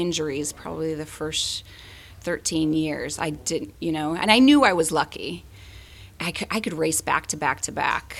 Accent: Southern California, United States; also born or lived in Washington DC; now in San Diego, United States; I was from Southern California originally

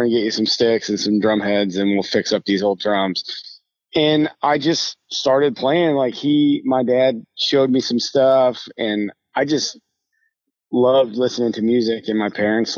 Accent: Rochester, New York, United States; moved away as an adult; now in Nashville, United States; I grew up in just outside of Rochester, New York, and actually lived there until about 2 years ago when I moved to Nashville

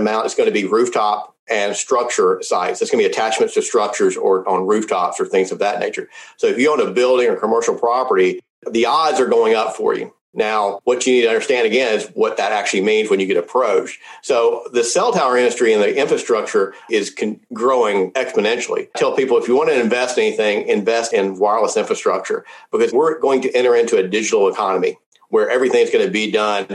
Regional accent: Memphis, Tennessee, United States; I was born in Memphis, Tennessee, where St. Jude's is

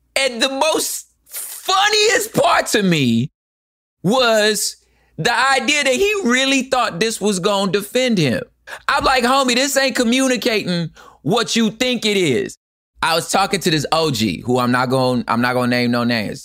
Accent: Los Angeles, California, United States; I'm from Los Angeles.

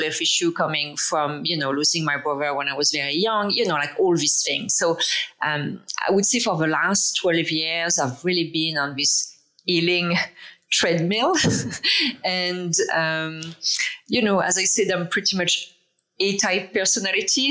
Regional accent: France; English is a second language; moved away as an adult; now in Toronto, Canada; I'm from France originally. Um, I live in Toronto. I moved here 20 years ago.

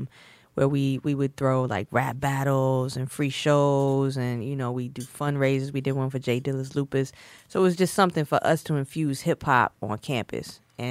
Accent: the South, United States; You know, growing up in the South, it's like, get a job, get married, and get a job like an accountant, a doctor.

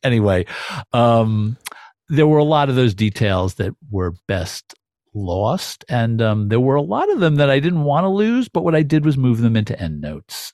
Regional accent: New York City, New York, United States; also born or lived in Brooklyn / Manhattan; as a New Yorker myself, as somebody who grew up in Queens

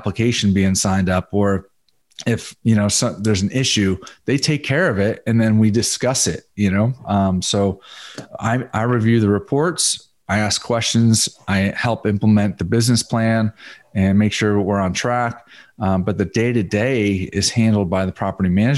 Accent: Connecticut, United States; also born or lived in South Florida; now in Dallas, United States; I grew up in Connecticut

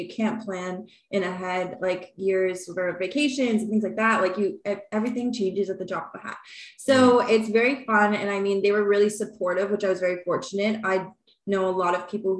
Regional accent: Brampton, Ontario, Canada; I'm from Brampton, Ontario.

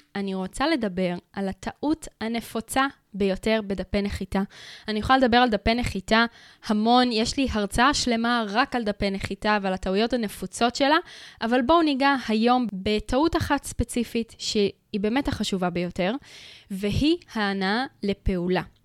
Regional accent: Israel; אנחנו קהל ישראלי

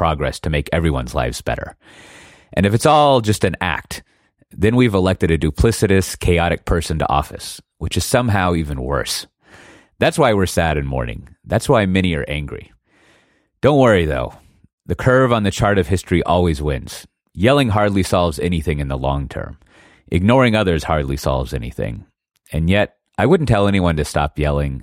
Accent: Austin, Texas, United States; she was born in the same hospital as me, the exact same hospital in Austin

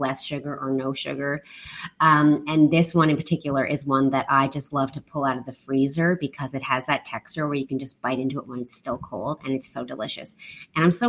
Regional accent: Canada; now in Taiwan; I'm from Canada.

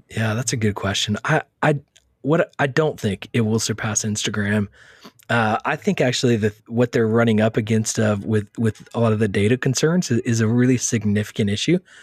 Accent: Texas, United States; moved away as an adult; now in New York City, United States; born and raised in Texas

